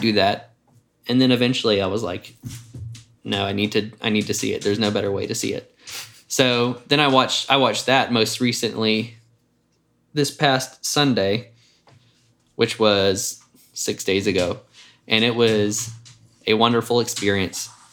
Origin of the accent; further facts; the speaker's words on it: Jackson, United States; moved away as an adult; now in Atlanta, United States; I grew up in Jackson